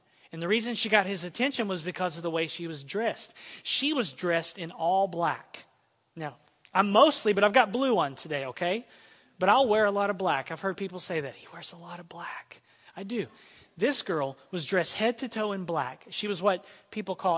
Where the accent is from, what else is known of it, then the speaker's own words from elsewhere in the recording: Texas, United States; now in Santa Maria, United States; I come from a state that takes its pride on being Texan